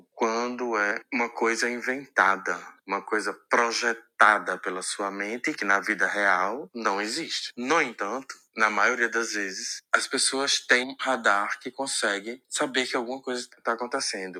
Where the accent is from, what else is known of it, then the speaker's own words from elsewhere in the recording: Natal, Rio Grande do Norte, Brazil; sou de Natal, Rio Grande do Norte